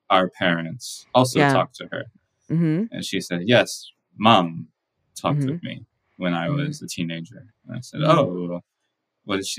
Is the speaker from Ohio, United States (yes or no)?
no; Texas, United States; moved away; also born or lived in Maryland; I was born in Texas